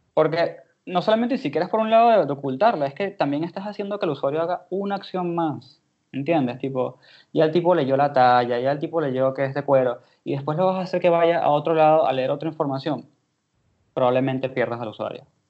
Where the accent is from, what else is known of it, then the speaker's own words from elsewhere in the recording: Venezuela; moved away as an adult; now in Argentina; yo soy de Venezuela, ya tengo tres años acá